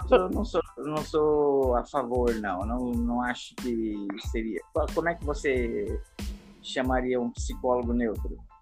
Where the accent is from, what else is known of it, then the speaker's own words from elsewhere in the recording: Paraná, Brazil; moved away; lá no Paraná, onde eu nasci